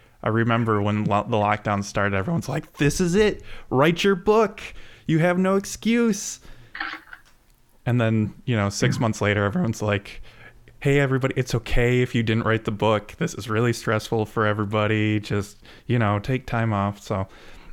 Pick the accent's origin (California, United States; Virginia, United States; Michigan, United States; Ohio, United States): Michigan, United States; Grand Rapids; I grew up in Michigan. I grew up in Grand Rapids